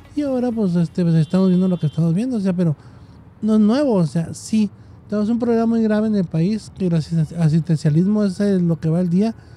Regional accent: Mexico; mucha gente que somos mexicanos que trabajamos por nuestra cuarta

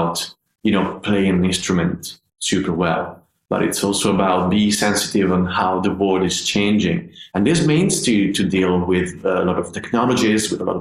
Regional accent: Padua, Veneto, Italy; moved away as an adult; now in United Kingdom; when I first started my conservatory studies in my hometown, which is a city called Padova. It's not far from Venice

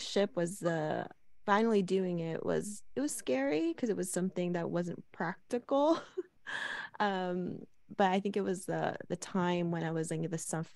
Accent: Los Angeles, California, United States; I'm born and raised in Los Angeles, California

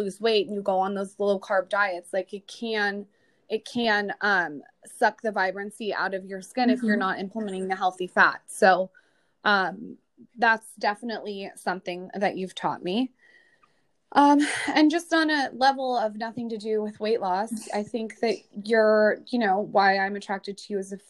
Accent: United States; As an American

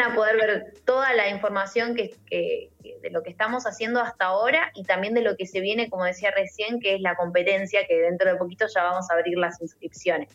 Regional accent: Argentina; nosotros estemos eh, sólidos como, como argentinos

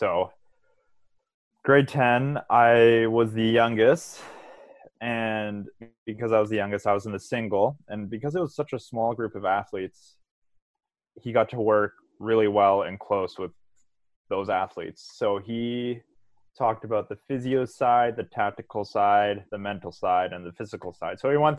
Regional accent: Victoria, British Columbia, Canada; So I went to a small high school called St. Andrews Regional High School. It's right by Elk Lake.

